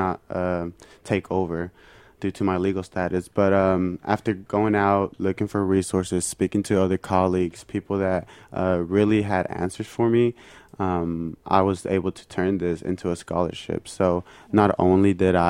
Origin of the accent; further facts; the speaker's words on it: Mexico; now in United States; I'm fully Mexican, I come from Mexico